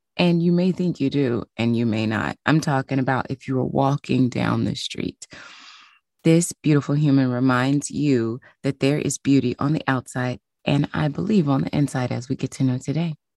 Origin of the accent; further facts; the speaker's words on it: Tennessee, United States; moved away; also born or lived in New York; I'm from Tennessee, so cold to me is New York